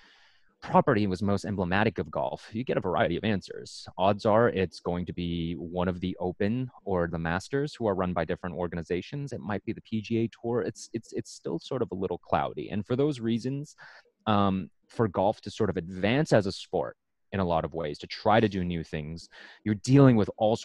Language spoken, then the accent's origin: English; Canada; also born or lived in Oregon; I'm Canadian after all